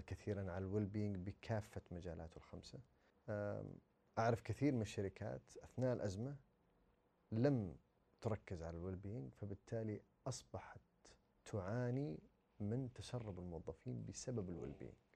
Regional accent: Saudi Arabia; احنا كسعوديين

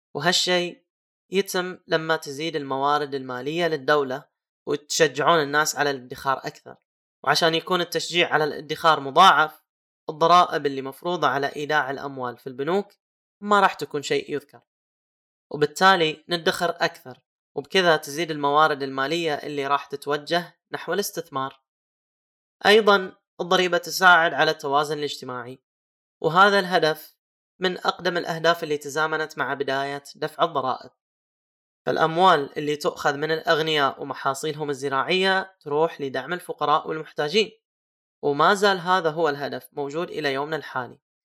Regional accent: Saudi Arabia; عندنا في السعودية

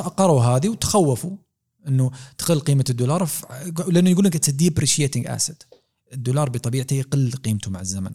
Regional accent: Saudi Arabia; احنا عندنا في دول الخليج

